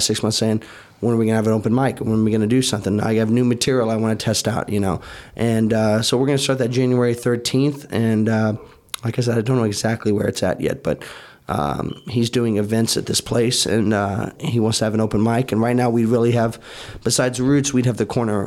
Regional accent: Indiana, United States; now in Miami, United States; We're from Indiana

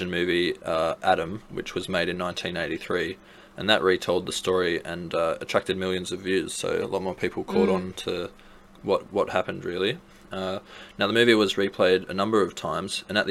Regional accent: Australia; we're from Australia

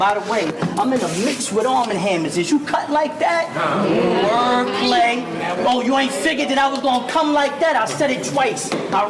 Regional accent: Brooklyn, New York, United States; I mean, I'm from Brooklyn all day. We don't see BS.

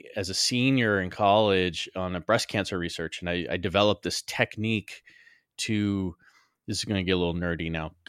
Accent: Los Angeles, California, United States; I was born in Los Angeles.

